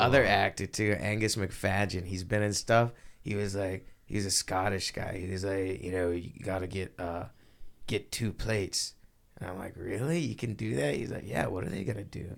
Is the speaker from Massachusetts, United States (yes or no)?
no; Texas, United States; I'm from Texas